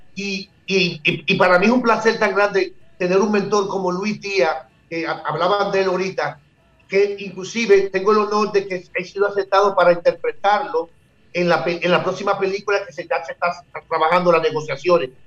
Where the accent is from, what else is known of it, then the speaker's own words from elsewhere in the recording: Dominican Republic; nosotros los dominicanos